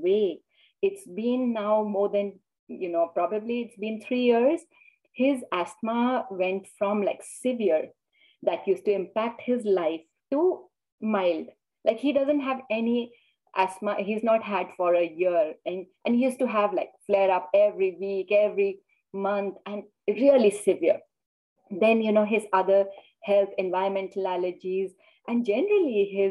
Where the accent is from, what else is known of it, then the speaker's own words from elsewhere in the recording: India; now in United States; I grew up in India and then I moved to the US